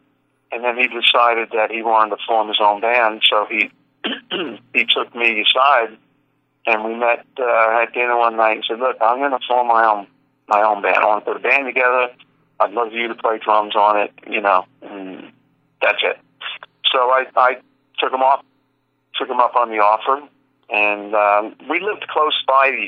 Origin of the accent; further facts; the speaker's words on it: New York City, New York, United States; I'm from Brooklyn, New York